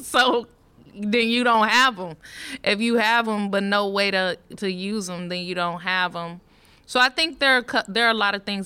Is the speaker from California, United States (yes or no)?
yes; Richmond, California, United States; also born or lived in Bay Point, California / Pittsburg, California; now in Antioch, United States; I, I grew up in Richmond, Richmond, California